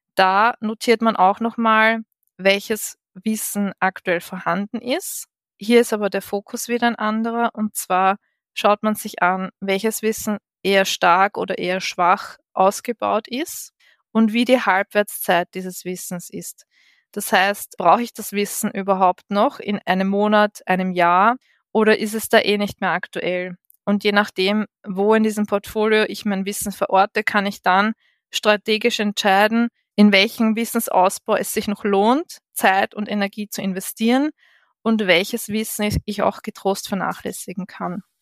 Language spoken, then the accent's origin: German; Vienna, Austria; ich bin gebürtige Wienerin